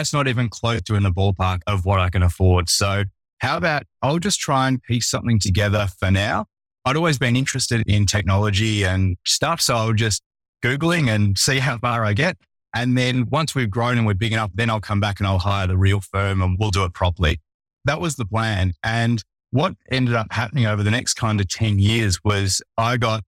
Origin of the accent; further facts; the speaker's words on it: Melbourne, Victoria, Australia; I'm from Melbourne, Australia